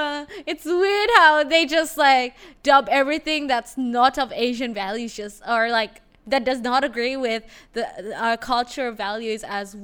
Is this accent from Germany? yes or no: no; Indonesia; also born or lived in Australia; For my case, it was like, I grew up in Indonesia, technically, right?